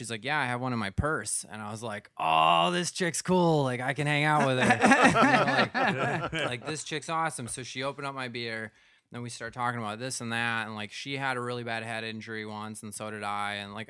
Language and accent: English; United States; moved away as an adult; also born or lived in Minnesota / Wisconsin; now in New York City, United States; I'm from Minnesota. I'm from Wisconsin.